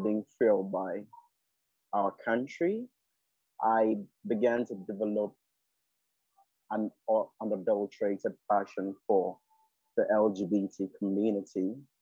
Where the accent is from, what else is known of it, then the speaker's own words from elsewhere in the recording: Nigeria; I'm a Nigerian queer guy